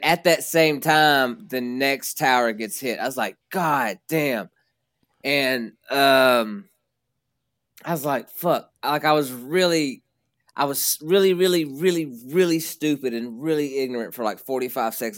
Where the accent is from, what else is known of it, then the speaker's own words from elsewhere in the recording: Princeton, Kentucky, United States; accent: twang; I'm from a small town called Princeton in, uh, the west side of the state of Kentucky